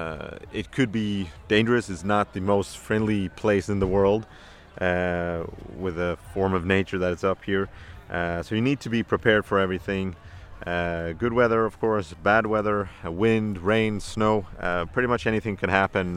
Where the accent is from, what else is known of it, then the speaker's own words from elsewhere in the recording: Malmö, Skåne, Sweden; born and raised in Malmö, south of Sweden